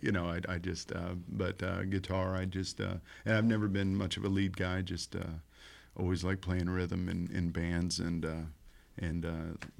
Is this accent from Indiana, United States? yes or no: yes; Columbus, Indiana, United States; now in Bloomington, United States; Yes, I've lived here my whole life. I grew up in Columbus and moved to Bloomington.